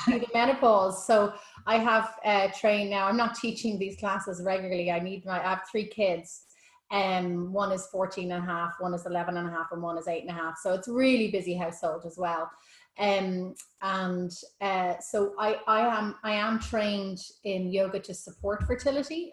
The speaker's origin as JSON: {"language": "English", "country": "Ireland", "said": "being Irish"}